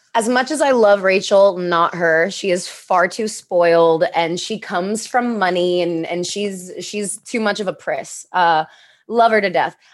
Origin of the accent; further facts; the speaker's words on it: New York, United States; moved away as an adult; now in Los Angeles, United States; I grew up in New York, too